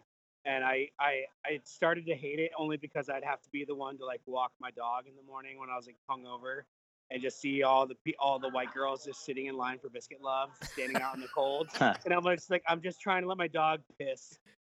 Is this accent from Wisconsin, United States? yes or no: no; North Carolina, United States; also born or lived in Virginia; I grew up in North Carolina, lived most of my life in Virginia. So, like, all Southern-based.